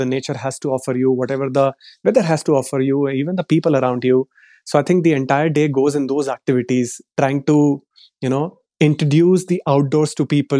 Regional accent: Delhi, India; moved away as an adult; So I come from Delhi. I was born and brought up in Delhi.

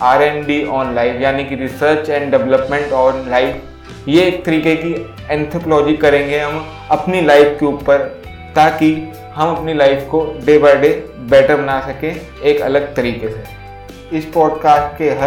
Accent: India; मैं इंडिया से बिलोंग करता हूँ इंडिया में most of the percentage of family middle class family की है

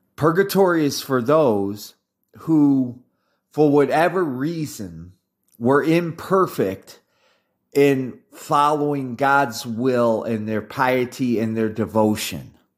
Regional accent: United States; being an American

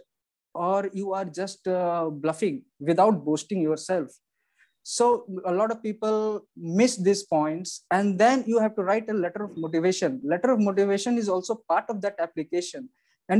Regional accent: India; being as an Indian, we know English

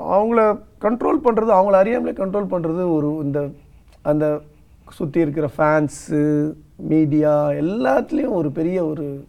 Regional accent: outside Chennai, Tamil Nadu, India; நான் பிறந்து வளர்ந்ததெல்லாம் சென்னைக்கு வெளியிலன்றதுனால

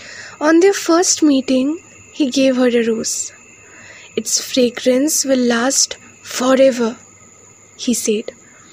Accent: West Bengal, India; I'm from West Bengal.

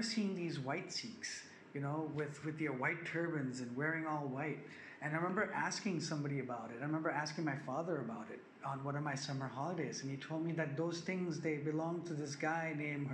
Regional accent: Bangkok, Thailand; I live in Bangkok, Thailand. I'll start with that. I grew up here. I'm a Thai Sikh. I'm a Thai Indian.

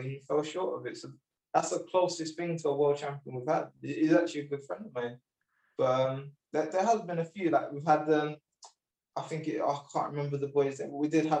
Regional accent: United Kingdom; Although I do represent the British Sikh community, the Indian community, I am British, my home. I love Britain.

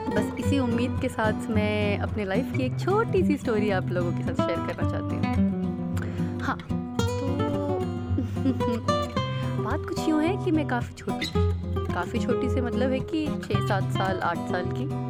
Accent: Delhi, India; मैं दिल्ली की रहने वाली हूँ

